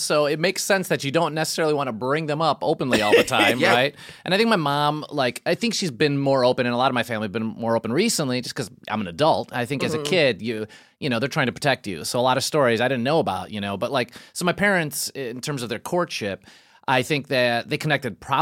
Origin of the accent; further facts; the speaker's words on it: Chicago, Illinois, United States; So I grew up in Chicago. Neighborhood called Brighton Park.